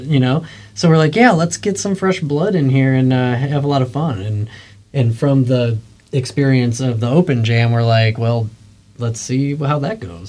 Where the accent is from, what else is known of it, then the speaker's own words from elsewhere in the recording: Western New York, United States; I grew up in Western New York